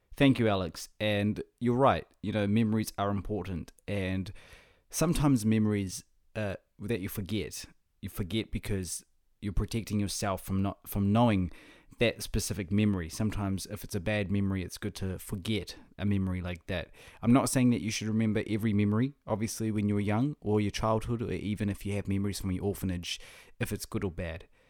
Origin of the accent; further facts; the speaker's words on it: Whangarei, Northland, New Zealand; now in Auckland, New Zealand; my hometown up, up north of Northland, of, uh, New Zealand